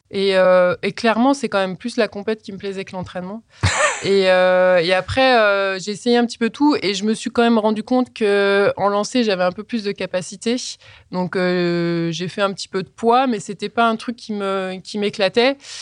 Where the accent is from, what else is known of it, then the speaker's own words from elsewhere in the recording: Colombe, Auvergne-Rhône-Alpes, France; also born or lived in Voiron; je suis né à Voiron et j'ai grandi dans un petit village qui s'appelle Colombe.